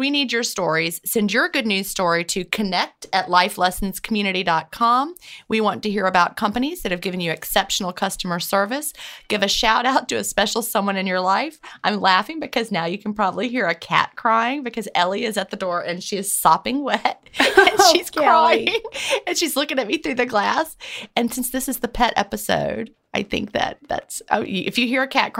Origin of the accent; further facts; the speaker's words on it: South Carolina, United States; also born or lived in Georgia; That's my home state where I, you know, when I was born in Georgia, but South Carolina is where my family lived.